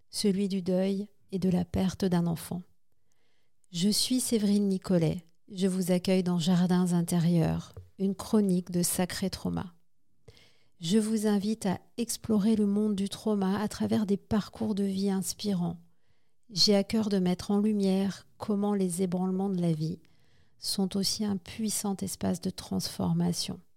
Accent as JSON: {"language": "French", "area": "Haute-Savoie", "region": "Auvergne-Rhône-Alpes", "country": "France", "said": "je viens de Haute-Savoie. J'habite un tout petit"}